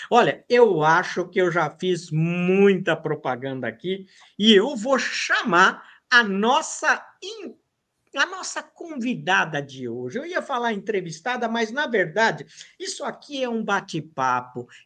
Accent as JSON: {"language": "Portuguese", "region": "São Paulo", "country": "Brazil", "tie": "born or raised there", "also_born_or_lived": "Porto Alegre, Rio Grande do Sul"}